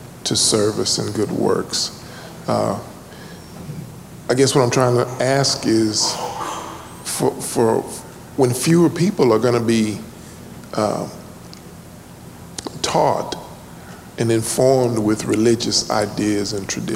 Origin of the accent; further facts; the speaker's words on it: Liberty, Texas, United States; now in Houston, United States; I'm from Liberty, Texas